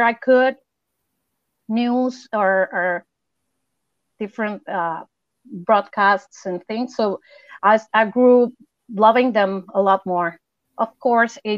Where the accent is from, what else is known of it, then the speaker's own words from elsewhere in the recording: Mexico City, Mexico; now in Acapulco, Mexico; I live in Acapulco, Mexico, but I'm originally from Mexico City.